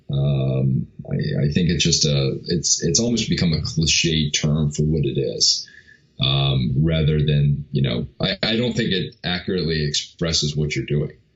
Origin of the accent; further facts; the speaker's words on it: New York, United States; I grew up in New York